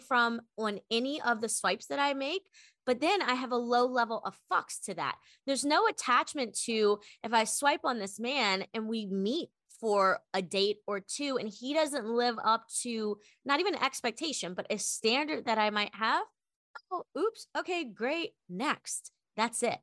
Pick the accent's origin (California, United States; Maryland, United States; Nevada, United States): Maryland, United States; moved away as an adult; now in Austin, United States; I am an East Coast girl through and through, originally from Maryland